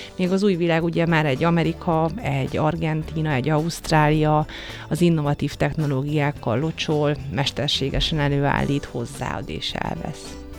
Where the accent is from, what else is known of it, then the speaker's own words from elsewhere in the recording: Hungary; milyen magyar vagyok